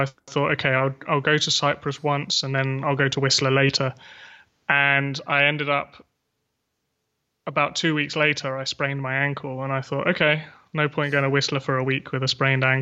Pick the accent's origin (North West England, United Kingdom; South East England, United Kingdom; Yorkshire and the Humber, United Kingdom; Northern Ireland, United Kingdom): South East England, United Kingdom; Surrey; moved away as an adult; also born or lived in Taiwan / Canada; now in London, United Kingdom; I grew up just outside of London, about 30 minutes south, um, Surrey, basically.